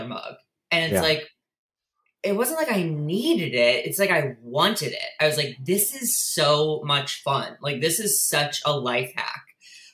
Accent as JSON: {"language": "English", "town": "St. Louis", "region": "Missouri", "country": "United States", "tie": "born or raised there", "said": "I was born and raised in St. Louis, Missouri"}